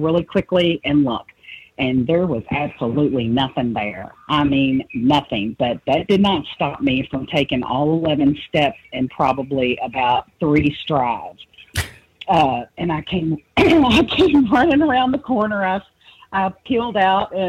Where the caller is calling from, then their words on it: Louisville, Kentucky, United States; I'm calling from Louisville, Kentucky.